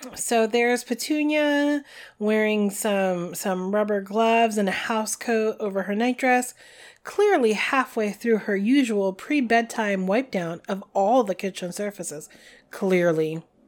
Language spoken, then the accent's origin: English; New Jersey, United States; we're from New Jersey